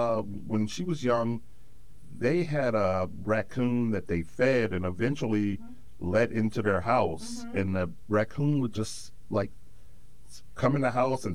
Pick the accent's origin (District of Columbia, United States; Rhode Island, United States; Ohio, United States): Ohio, United States; Cleveland; I'm from Cleveland, Ohio.